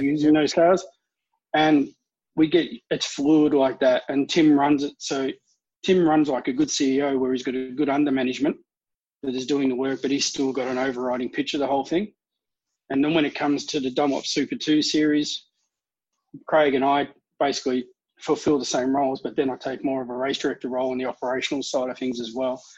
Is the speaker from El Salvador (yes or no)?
no; Melbourne, Victoria, Australia; I'm from Melbourne